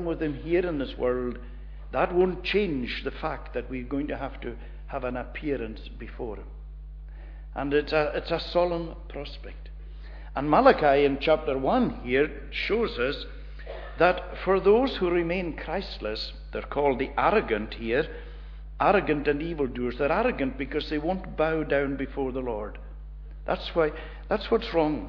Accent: Portree, Scotland, United Kingdom; when I was a young boy, when I grew up in Portree

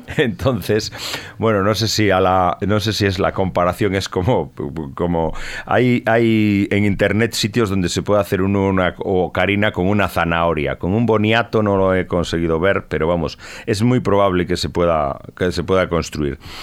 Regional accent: Tui, Galicia, Spain; el grupo ocarinista tudense, un grupo de ocarinas que había en mi pueblo

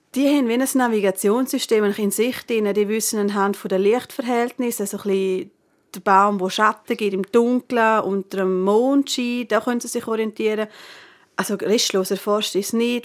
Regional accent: Northern Graubünden, Switzerland; bei uns im Nordbünden

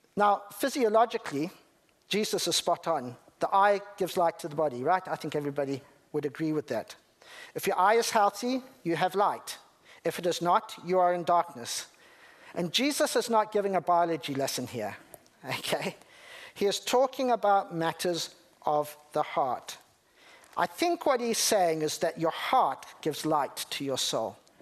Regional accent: Zimbabwe; I'm from Zimbabwe

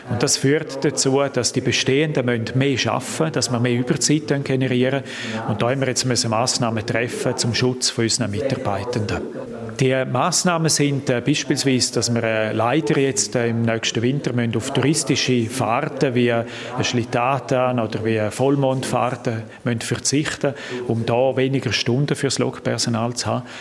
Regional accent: Graubünden, Switzerland; in dieser Konstellation bin ich Bündner

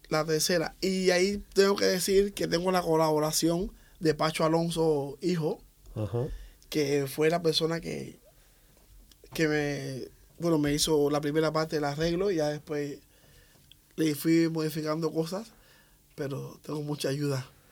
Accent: Havana, Cuba; soy de, de, Ciudad de La Habana. Nací el 3 de octubre de 1969.

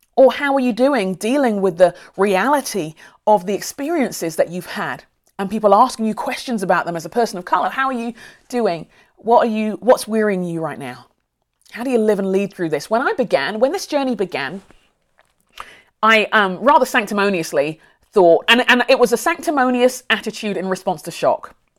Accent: London, United Kingdom; now in Minneapolis, United States; I grew up near Brixton

